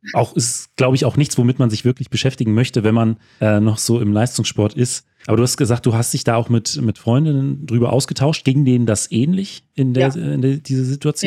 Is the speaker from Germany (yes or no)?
yes; Hesse, Germany; als Hesse